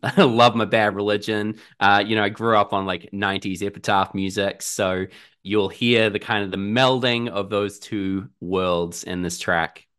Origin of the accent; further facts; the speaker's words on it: Auckland, New Zealand; I'm from Auckland in New Zealand, down here at the bottom of the world